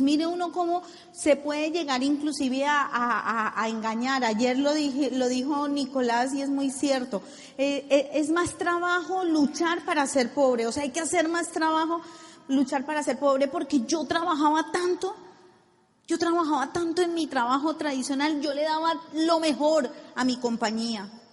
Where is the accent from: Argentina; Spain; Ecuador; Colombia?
Colombia; decimos en Colombia